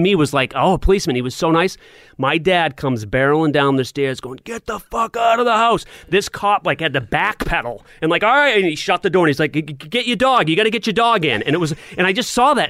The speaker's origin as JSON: {"language": "English", "town": "Portsmouth", "region": "New Hampshire", "country": "United States", "tie": "born or raised there", "said": "when I was living in Portsmouth, I was going to elementary school there"}